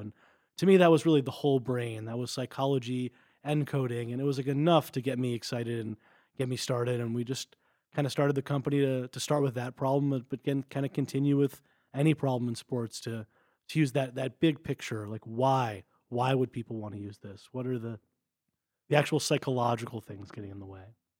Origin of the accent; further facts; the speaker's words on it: Westfield, New Jersey, United States; moved away as an adult; also born or lived in Denver, Colorado; now in Stanford, United States; I'm originally from Westfield, New Jersey. I grew up there